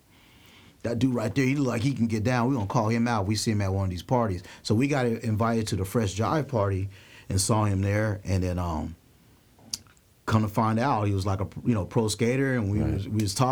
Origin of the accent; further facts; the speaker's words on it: San Diego, California, United States; also born or lived in Detroit, Michigan; I didn't grow up in L.A. You know, I grew up out here in San Diego